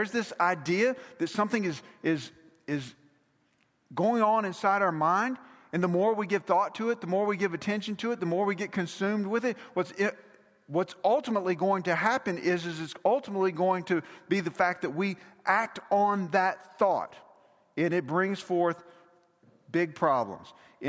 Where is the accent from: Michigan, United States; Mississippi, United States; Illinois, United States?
Mississippi, United States; Now, we're both from Mississippi, but we all know you can't be fans of both Ole Miss and Mississippi State.